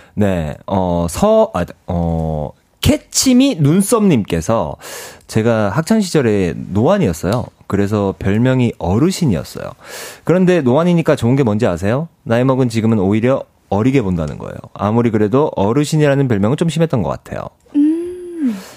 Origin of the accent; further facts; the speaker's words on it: Ulsan, South Korea; 전 고향이 울산이거든요